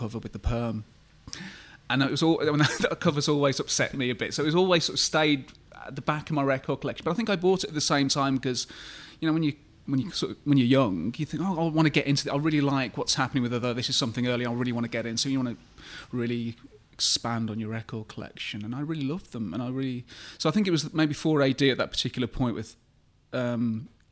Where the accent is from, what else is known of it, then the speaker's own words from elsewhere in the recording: Birmingham, West Midlands, United Kingdom; growing up in Birmingham